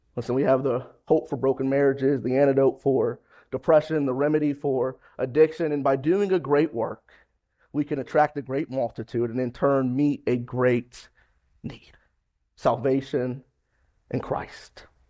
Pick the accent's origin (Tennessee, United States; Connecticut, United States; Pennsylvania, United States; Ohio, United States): Ohio, United States